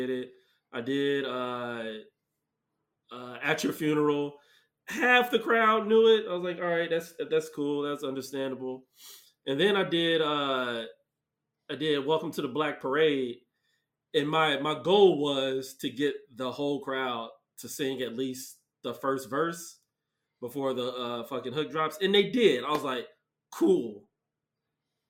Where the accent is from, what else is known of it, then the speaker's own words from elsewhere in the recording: Mesa, Arizona, United States; I'm from Mesa. I went to Dobson.